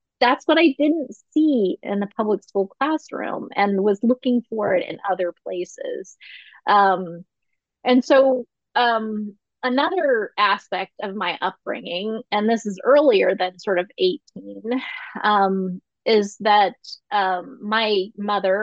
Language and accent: English; north central Ohio, United States; I'm from the Midwest. I'm from the north central part of Ohio